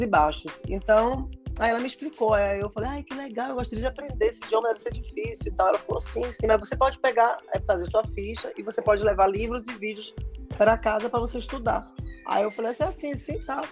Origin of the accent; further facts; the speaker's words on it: Bahia, Brazil; moved away as an adult; also born or lived in Germany; now in Spain; sou baiana.